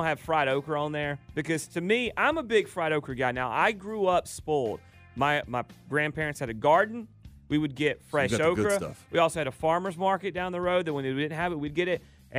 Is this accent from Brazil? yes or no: no; the South, United States; I've eaten my share growing up in the South